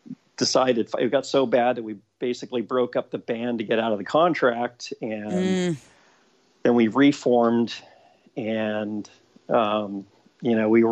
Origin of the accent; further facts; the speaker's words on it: Maryland, United States; born there; also born or lived in Florida / Texas / Chicago; now in Los Angeles, United States; I've been in L.A. for about 30 years, 31 years. I was born in Maryland. I've kind of lived all over. I've lived in Maryland, Florida, Texas. Went to high school in Chicago.